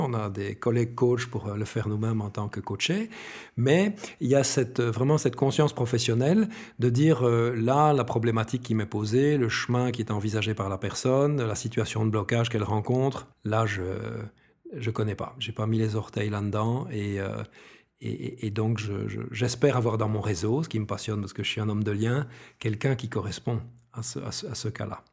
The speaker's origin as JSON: {"language": "French", "town": "Brussels", "region": "Brussels-Capital Region", "country": "Belgium", "said": "J'adore mon pays, je suis bruxellois, etc. Je suis un belge fier"}